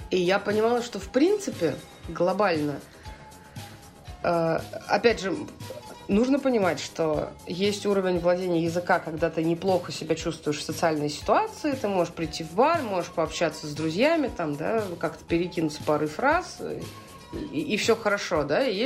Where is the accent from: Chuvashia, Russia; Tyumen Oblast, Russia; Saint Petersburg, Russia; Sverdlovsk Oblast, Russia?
Saint Petersburg, Russia; а я из Петербурга, и у нас мексиканский э, бар подвале.